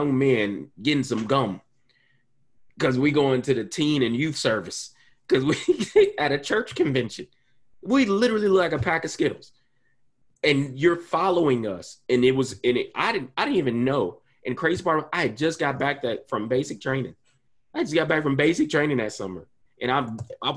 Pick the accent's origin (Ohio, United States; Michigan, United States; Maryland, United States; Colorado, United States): Ohio, United States; Columbus; my hometown, Columbus, Ohio